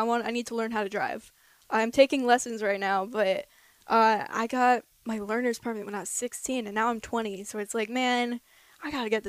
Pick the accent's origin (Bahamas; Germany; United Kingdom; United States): United States; Minneapolis, Minnesota; moved away; The Minnesotan just bringing it with me.